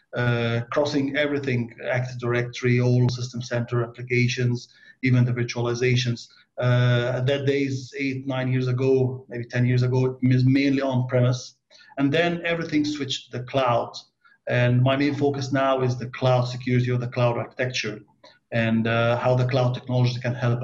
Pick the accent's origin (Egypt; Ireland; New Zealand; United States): Egypt; now in Dubai, United Arab Emirates; I'm from Egypt, living now in Dubai, UAE